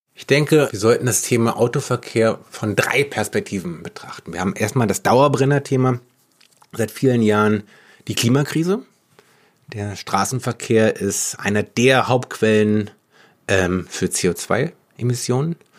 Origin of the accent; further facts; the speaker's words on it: Berlin, Germany; Wir sind Berlinerinnen, wir sind Berliner, wir mögen eigentlich alle auch unsere Stadt